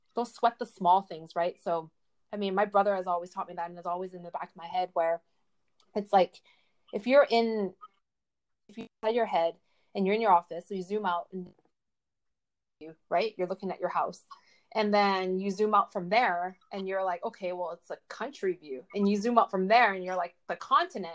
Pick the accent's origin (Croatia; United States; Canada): Canada; I grew up Chinese, but I was born in Canada here, so North America